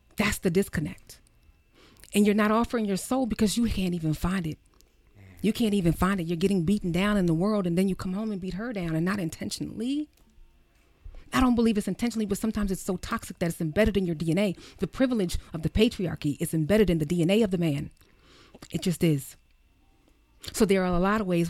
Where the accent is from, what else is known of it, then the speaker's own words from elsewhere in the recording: Baltimore City, New Jersey, United States; I am from Baltimore City. I was raised in Jersey and from Baltimore City